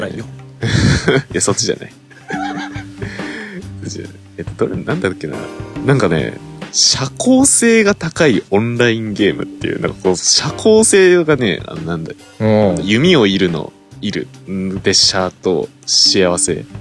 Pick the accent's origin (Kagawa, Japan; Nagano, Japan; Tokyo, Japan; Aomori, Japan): Kagawa, Japan; まあ香川 県出身なんですよね